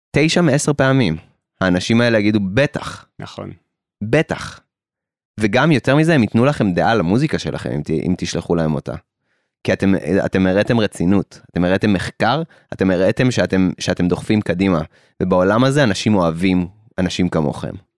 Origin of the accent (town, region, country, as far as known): Israel